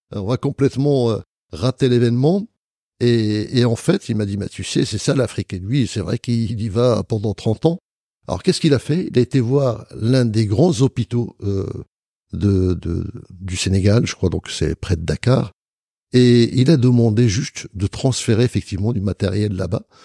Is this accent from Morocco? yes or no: yes; Marrakesh, Marrakesh-Safi, Morocco; je suis né à Marrakech